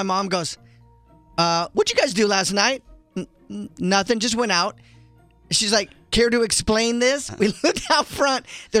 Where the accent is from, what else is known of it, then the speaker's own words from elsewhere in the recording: Lake Tahoe, United States; moved away; I grew up in Lake Tahoe.